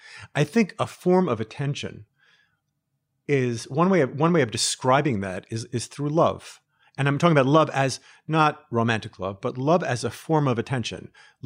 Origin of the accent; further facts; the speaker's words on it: United States; also born or lived in Israel; I'm American, I'm Israeli